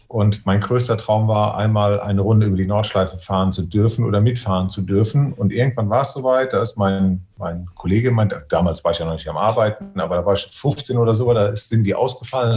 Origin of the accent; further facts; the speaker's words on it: Westerwald, Rhineland-Palatinate, Germany; dass ich aus dem Westerwald komme